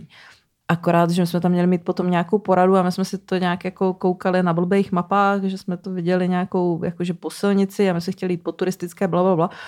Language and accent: Czech; Brno, South Moravian Region, Czechia; moved away; já jsem původně z Brna